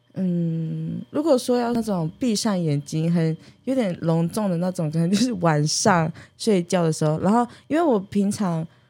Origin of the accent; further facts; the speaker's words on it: Taiwu Township, Pingtung County, Taiwan; 我是来自屏东县的太武乡台湾族，然后乌台乡的卢凯族